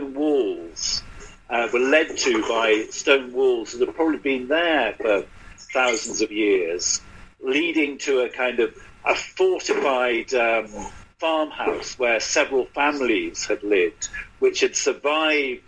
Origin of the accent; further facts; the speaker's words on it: London, United Kingdom; as a Brit, as somebody who brought up in London